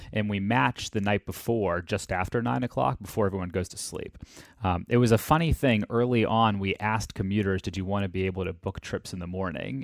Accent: Atlanta, Georgia, United States; I grew up in Atlanta.

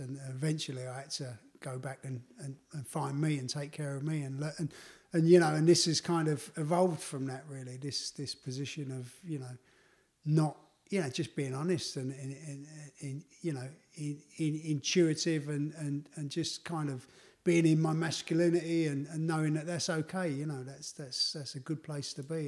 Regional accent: London, United Kingdom; my life growing up in the East End of London

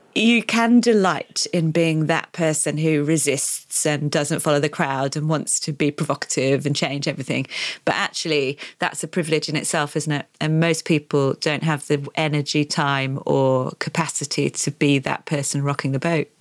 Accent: the north of England, United Kingdom; I grew up in Britain

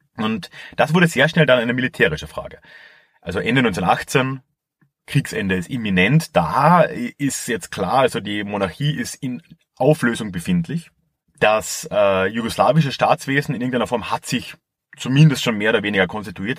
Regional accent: Carinthia, Austria; als ich hier aufgewachsen bin

